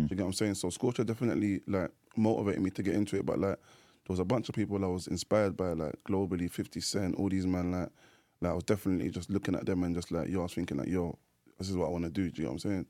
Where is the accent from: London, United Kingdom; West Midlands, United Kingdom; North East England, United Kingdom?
London, United Kingdom; grew up in, uh, um, North London, Edmonton. That's my area